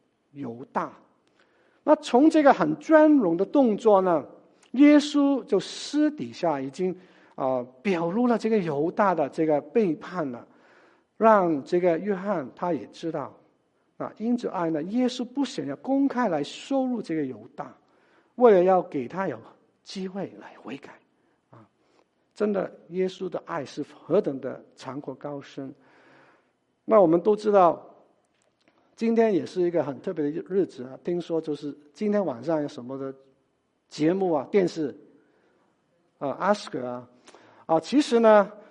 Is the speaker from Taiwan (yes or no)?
no; China; 就好像我们中国人，我们吃饭的时候，很多时候我们都是呃把这个菜。